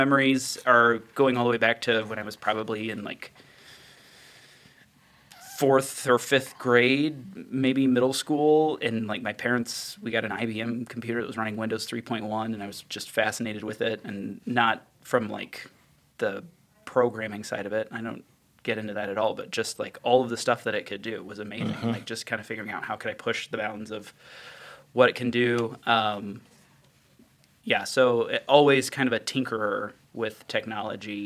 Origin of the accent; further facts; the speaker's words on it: Indianapolis, Indiana, United States; also born or lived in Missouri; I was born in Missouri, but then like we moved to Indianapolis when I was like a year and a half and have lived in the area for all but probably 3 years